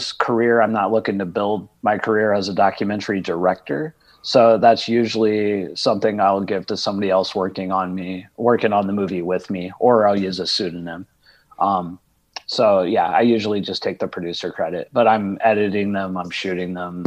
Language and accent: English; Indiana, United States; also born or lived in New Orleans / Los Angeles; now in Georgia, United States; I was born in Indiana